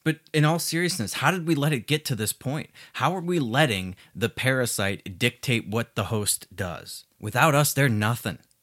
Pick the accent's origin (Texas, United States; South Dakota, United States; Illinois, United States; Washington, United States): Illinois, United States; Chicago; my hometown of Chicago